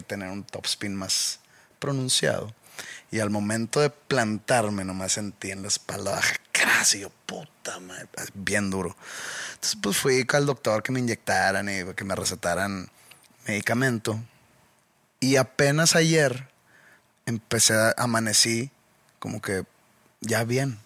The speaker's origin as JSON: {"language": "Spanish", "town": "Monterrey", "region": "Nuevo León", "country": "Mexico", "said": "de mi origen regiomontano"}